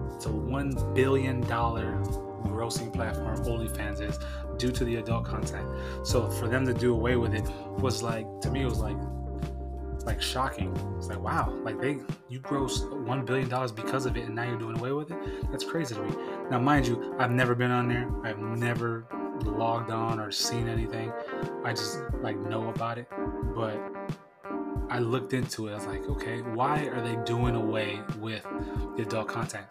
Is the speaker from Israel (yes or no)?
no; San Diego, California, United States; made in San Diego, California, my hometown